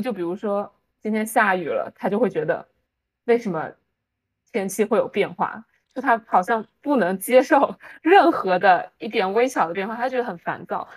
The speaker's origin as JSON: {"language": "Chinese", "region": "Fujian", "country": "China", "moved": "yes", "lives_now": "United States", "said": "我们福建人"}